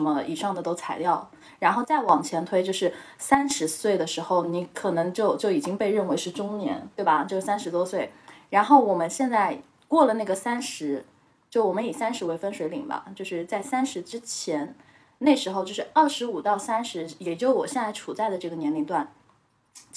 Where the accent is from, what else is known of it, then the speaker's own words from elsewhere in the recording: Hangzhou, Zhejiang, China; moved away as an adult; now in Beijing, China; 因为我是杭州人嘛，虽然我在北京